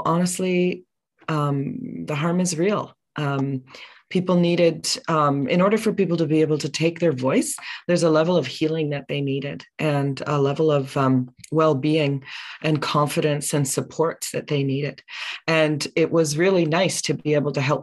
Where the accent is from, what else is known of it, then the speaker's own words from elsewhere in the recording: Ottawa, Ontario, Canada; I grew up right here in the nation's capital here in Ottawa on Algonquin Anishinaabe traditional land